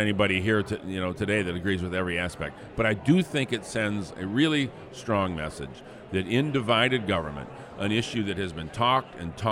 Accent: Flint, Michigan, United States; my hometown of Flint

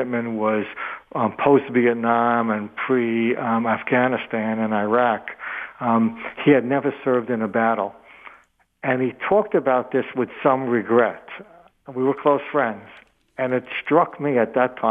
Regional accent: outside of New York City, United States; moved away as an adult; now in Detroit, United States; I grew up outside of New York City in kind of a working class neighborhood

